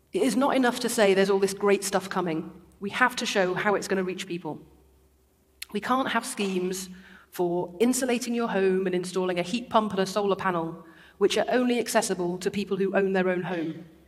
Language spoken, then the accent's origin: English; Derby, East Midlands, United Kingdom; born or raised there